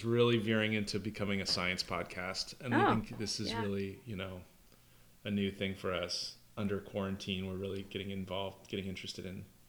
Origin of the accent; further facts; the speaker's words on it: United States; I grew up in a state that doesn't observe daylight savings.